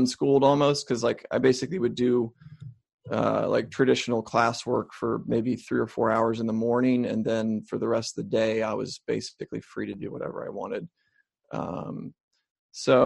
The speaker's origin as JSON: {"language": "English", "region": "Ohio", "country": "United States", "tie": "born or raised there", "said": "I grew up in Ohio"}